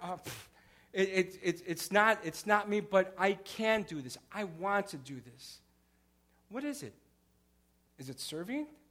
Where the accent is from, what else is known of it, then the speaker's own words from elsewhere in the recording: Chicago, Illinois, United States; I, I grew up in Pilsen in the 80s.